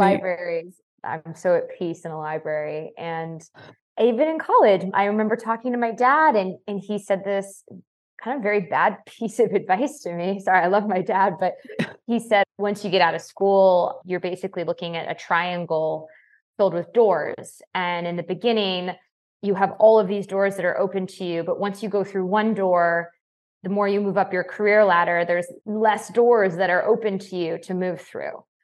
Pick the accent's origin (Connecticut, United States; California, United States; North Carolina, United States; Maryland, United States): Connecticut, United States; I grew up in Connecticut